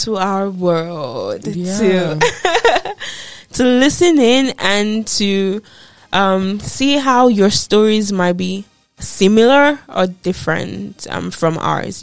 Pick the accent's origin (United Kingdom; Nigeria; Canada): Nigeria; moved away as an adult; I am from Nigeria and I grew up in Nigeria